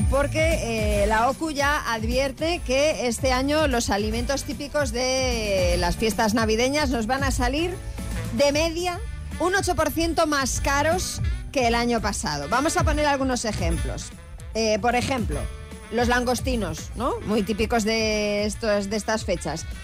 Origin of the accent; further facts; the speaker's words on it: Asturias, Spain; Sí, yo soy asturiana, pero esto no viene al caso.